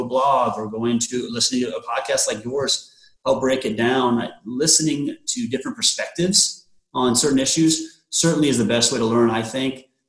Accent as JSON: {"language": "English", "town": "Omaha", "region": "Nebraska", "country": "United States", "tie": "born or raised there", "said": "born and raised in the Omaha area"}